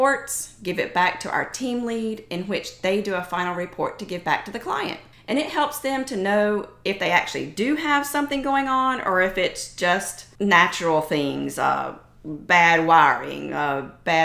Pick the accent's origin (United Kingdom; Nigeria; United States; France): United States; upstate South Carolina; also born or lived in Tennessee; I am originally from Tennessee. I grew up, although, in the upstate of South Carolina for majority of my years